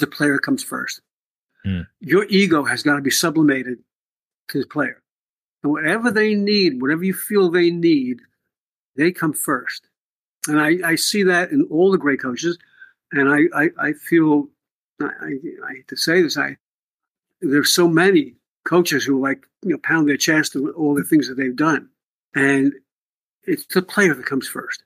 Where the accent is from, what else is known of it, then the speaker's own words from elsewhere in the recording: New York City, New York, United States; moved away; also born or lived in Potomac, Maryland; I grew up in the Bronx